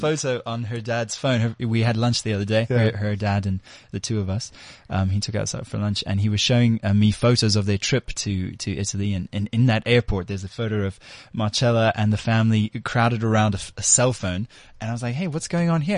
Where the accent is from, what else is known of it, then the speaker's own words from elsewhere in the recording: South Africa; we're proudly South Africans